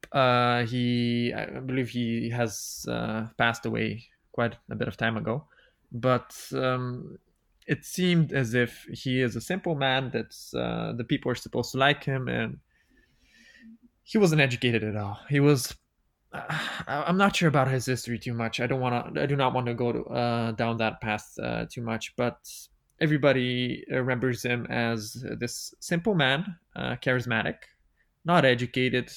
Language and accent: English; Bulgaria; moved away as an adult; also born or lived in Sweden; I'm half Serbian, half Bulgarian. I grew up in Bulgaria.